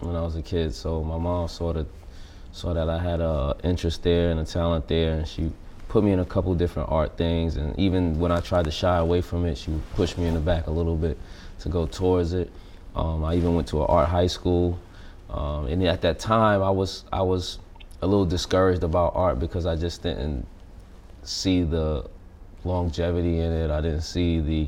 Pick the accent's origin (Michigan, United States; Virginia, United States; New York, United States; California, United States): New York, United States; New York City; I'm from Brooklyn. I grew up pretty much just me, my brother, and my mom